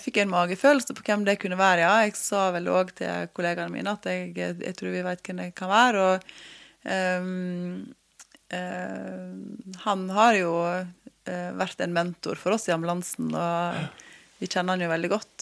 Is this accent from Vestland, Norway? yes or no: yes; Måløy, Vestland, Norway; also born or lived in Oslo; hjemme på Vestlandet